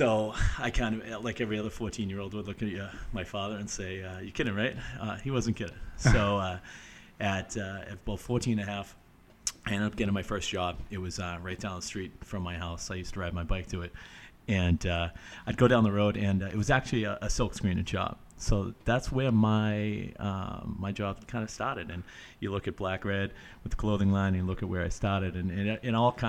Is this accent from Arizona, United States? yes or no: no; Stoneham, Massachusetts, United States; I actually grew up in Stoneham, Mass, right outside Boston, 20 minutes north of the city. And for me, my story kind of starts, I'm 35 now